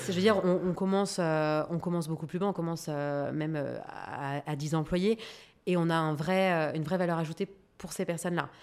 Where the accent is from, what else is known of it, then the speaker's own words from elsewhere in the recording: France; en tant que Française